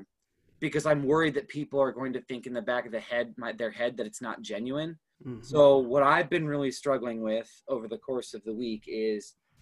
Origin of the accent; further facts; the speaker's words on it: Minneapolis, Minnesota, United States; also born or lived in Baltimore, Maryland / Houston, Texas; I was born in Baltimore, Maryland. I lived in Houston for about 4 years before we moved up to the Twin Cities. So Twin Cities has always been home for me.